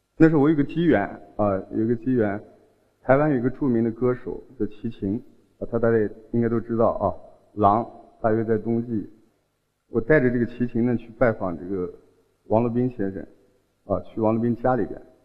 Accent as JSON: {"language": "Chinese", "town": "Hotan", "region": "Xinjiang", "country": "China", "also_born_or_lived": "Chun'an, Zhejiang", "accent": "southern", "said": "我是新疆人，啊，我出生在新疆的和田。"}